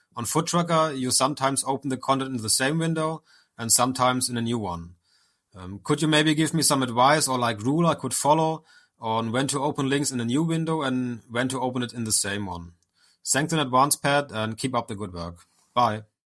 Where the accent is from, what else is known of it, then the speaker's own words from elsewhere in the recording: Germany; I'm from Germany